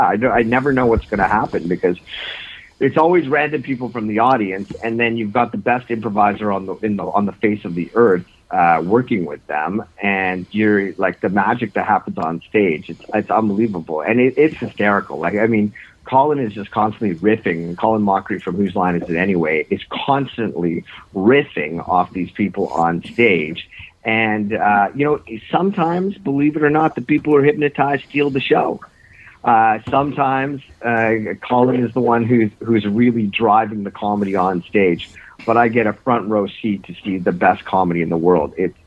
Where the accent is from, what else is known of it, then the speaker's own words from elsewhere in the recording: Ontario, Canada; now in Toronto, Canada; I grew up actually in Northern Ontario, believe it or not.